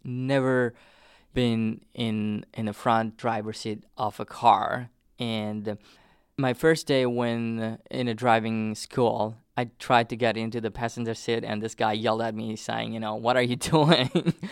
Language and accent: English; southern Nepal, Nepal; first language Nepali; English is a second language; moved away as an adult; also born or lived in Hartford; now in United States; I grew up in the plains